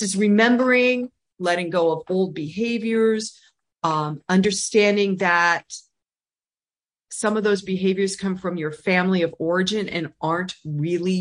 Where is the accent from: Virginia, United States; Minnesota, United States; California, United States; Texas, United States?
California, United States; I'm from California